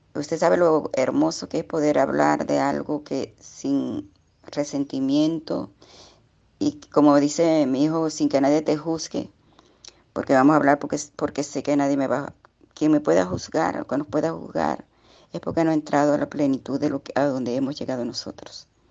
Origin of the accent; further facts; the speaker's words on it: Puerto Cumarebo, Falcón, Venezuela; Estoy comunicándome con ustedes en este día desde Venezuela, desde un puerto que se llama Puerto Cumarevo. Estado Falcón.